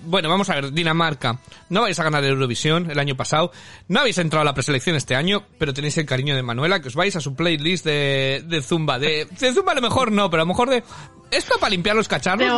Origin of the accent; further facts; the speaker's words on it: Spain; moved away; soy español